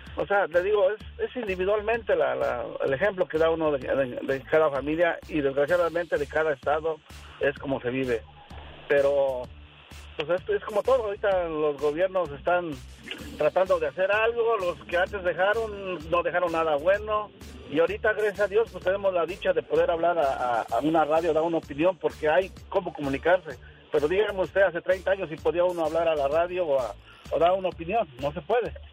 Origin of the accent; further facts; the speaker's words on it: Ciudad Altamirano, Guerrero, Mexico; moved away; Yo soy de Ciudad Altamirano, Guerrero